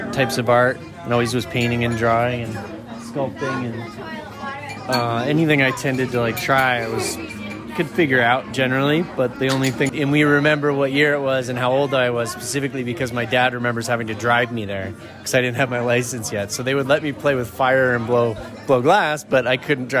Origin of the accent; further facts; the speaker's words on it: Troy, New York, United States; 10th generation Trojan